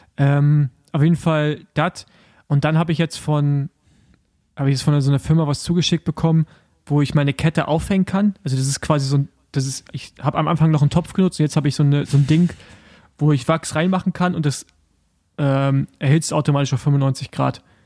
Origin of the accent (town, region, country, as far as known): Germany